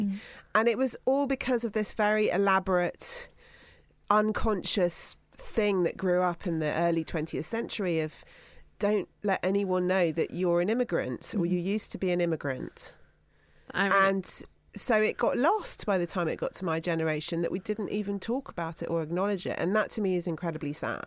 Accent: Somerset, South West England, United Kingdom; growing up in Somerset in the 1970s

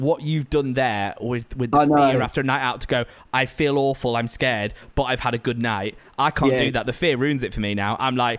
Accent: Preston, North West England, United Kingdom; moved away; I'm from Preston

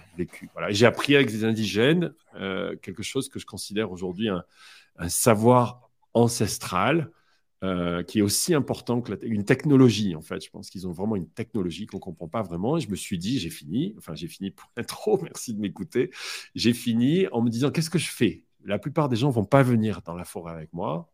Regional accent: France; je suis français

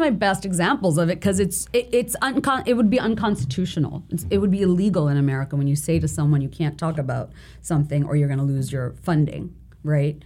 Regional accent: Bangladesh; moved away; growing up in Bangladesh and going to the school that I did

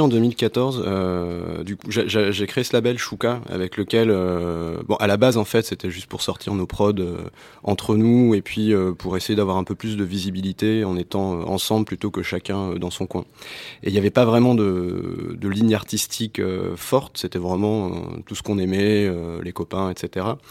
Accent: Tunisia; Nous-mêmes, on s'appelle les Arabes, on dit qu'on parle arabe alors qu'on parle tunisien

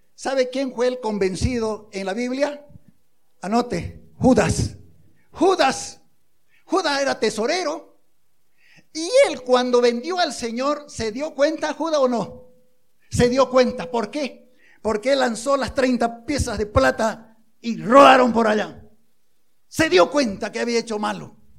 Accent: Bolivia; somos, como bolivianos

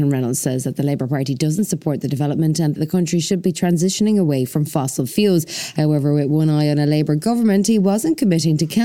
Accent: Canada

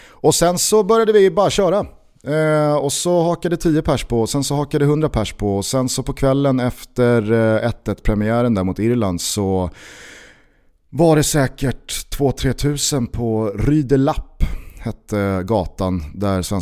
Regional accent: Svealand, Sweden; Vi är från Sverige, ja men vi är från, vi är från Svealand.

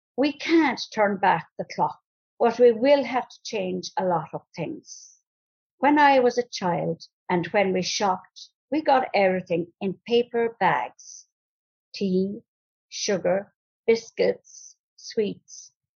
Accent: Ballinane, Ireland; I'm from Ballinane

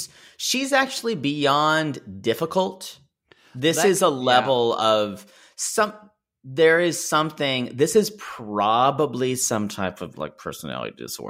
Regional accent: Australia; I'm like I'm Australian.

